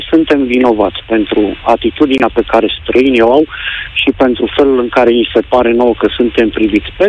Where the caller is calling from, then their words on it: Copenhagen, Capital Region of Denmark, Denmark; Salutările vin de la Copenhaga, din Danemarca.